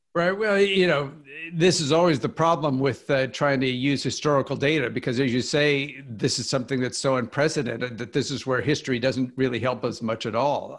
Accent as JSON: {"language": "English", "region": "Kansas", "country": "United States", "tie": "born or raised there", "also_born_or_lived": "Philadelphia / Oxford, England / Washington, D.C.", "moved": "as an adult", "lives_now": "Chapel Hill, United States", "said": "I grew up in Kansas"}